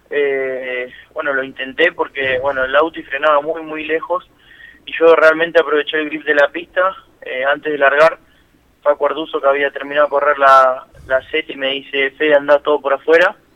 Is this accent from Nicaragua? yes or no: no; Lanús, Buenos Aires Province, Argentina; now in Quilmes, Argentina; De Lanús, 23 tengo. Igualmente ahora estoy viviendo en, Quilmes y bueno, eh, siempre viví en, en Capital.